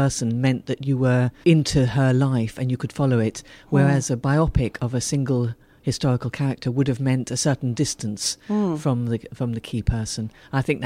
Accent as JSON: {"language": "English", "country": "Ethiopia", "tie": "born or raised there", "said": "I was born and brought up in Ethiopia."}